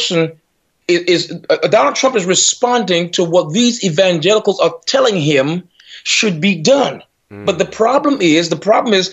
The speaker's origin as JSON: {"language": "English", "country": "United States", "said": "I'm American to the bone"}